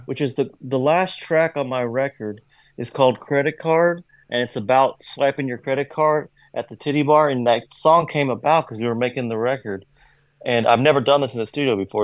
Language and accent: English; Kentucky, United States; accent: southern twang; I'm from Kentucky